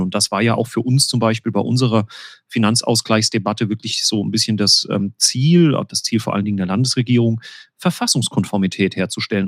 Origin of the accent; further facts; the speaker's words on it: Winterbach, Rhineland-Palatinate, Germany; da, wo ich lebe, äh, meine Heimatgemeinde, die Ortsgemeinde Winterbach, ist eben eine solche Sohnwaldgemeinde